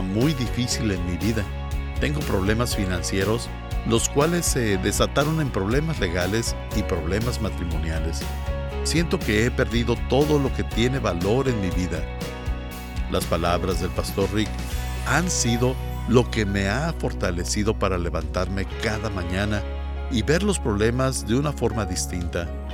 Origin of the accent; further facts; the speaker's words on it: Guatemala; soy de Guatemala.